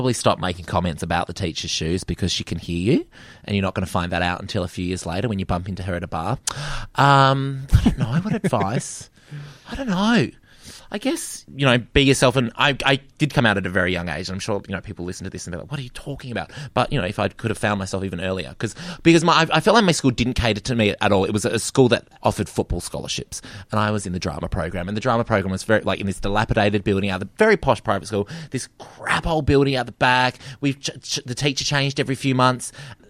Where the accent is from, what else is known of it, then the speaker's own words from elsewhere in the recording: Perth, Western Australia, Australia; growing up in Perth.